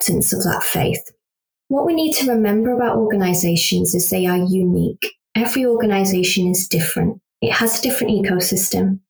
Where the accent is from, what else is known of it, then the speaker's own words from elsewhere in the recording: United Kingdom; I'm a British Pakistani Muslim